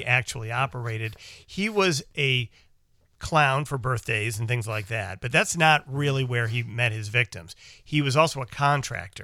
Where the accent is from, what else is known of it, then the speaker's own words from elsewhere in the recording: Chicago, Illinois, United States; we grew up in Chicago and worked in Chicago